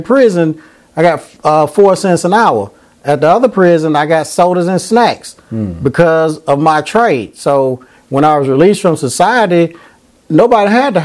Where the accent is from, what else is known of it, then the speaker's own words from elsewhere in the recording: Nashville, Tennessee, United States; I'm from Nashville, Tennessee. I graduated from Hunters Lane High School